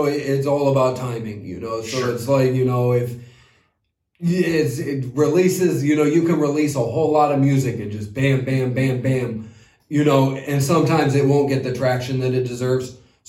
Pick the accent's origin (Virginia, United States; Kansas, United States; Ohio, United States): Ohio, United States; moved away as an adult; also born or lived in Los Angeles; now in Washington, United States; I'm originally from Ohio. You know, I've been out here for 5 years